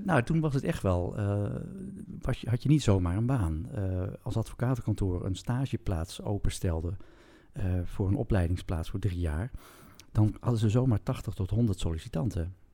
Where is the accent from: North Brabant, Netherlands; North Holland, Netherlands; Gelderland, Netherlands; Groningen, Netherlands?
Groningen, Netherlands; ik kom uit Groningen